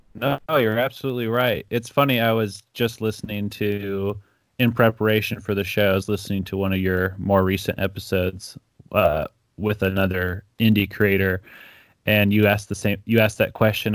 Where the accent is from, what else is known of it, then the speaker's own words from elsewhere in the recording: Ecuador; moved away; I grew up in Ecuador